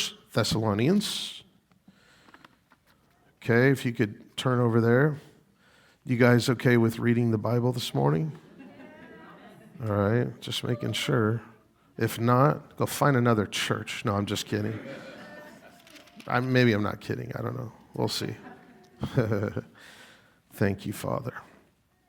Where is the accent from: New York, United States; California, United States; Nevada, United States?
Nevada, United States; Las Vegas; moved away as an adult; now in Rochester, United States; I'm from Las Vegas